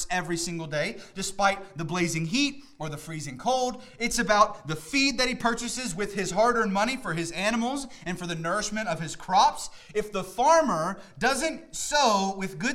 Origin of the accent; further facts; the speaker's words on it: Middle Georgia, United States; now in Northern Virginia, United States; I grew up in the Middle East, Georgia, not Iraq or Iran or anything like that. But growing up in the South, I was always around farmers